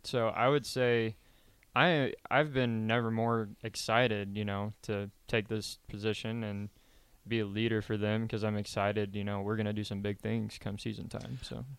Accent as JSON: {"language": "English", "region": "Kansas", "country": "United States", "tie": "born or raised there", "moved": "yes", "lives_now": "Lincoln, United States", "said": "I grew up in Kansas on a ranch"}